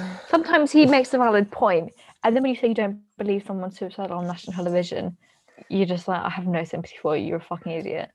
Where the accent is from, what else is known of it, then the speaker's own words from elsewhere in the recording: United Kingdom; we as the British taxpayers